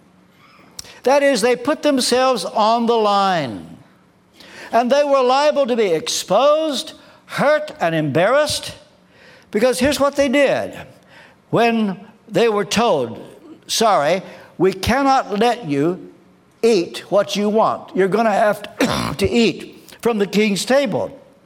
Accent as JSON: {"language": "English", "region": "Kentucky", "country": "United States", "moved": "as an adult", "lives_now": "England", "said": "I come from Kentucky. Some of you will know I was brought up in the Church of the Nazarene"}